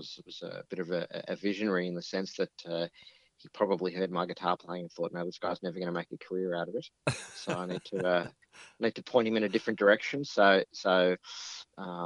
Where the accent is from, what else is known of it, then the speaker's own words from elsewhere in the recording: Egypt; now in Australia; My dad actually had a really interesting gig when we grew up in Egypt